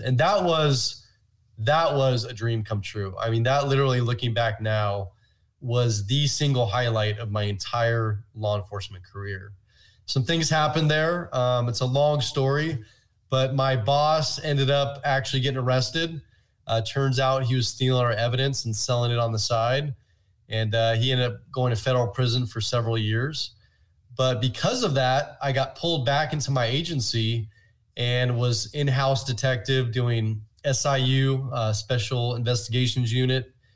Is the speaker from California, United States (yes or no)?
yes; Oakland, California, United States; I'm actually originally from the San Francisco Bay Area, was born in Oakland